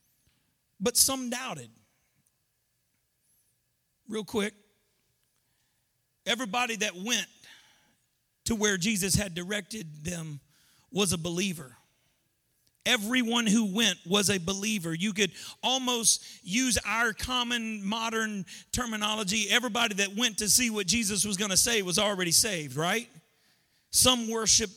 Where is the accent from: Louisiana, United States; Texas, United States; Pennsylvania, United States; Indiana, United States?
Louisiana, United States; I'm from Louisiana, and I grew up going to Christian school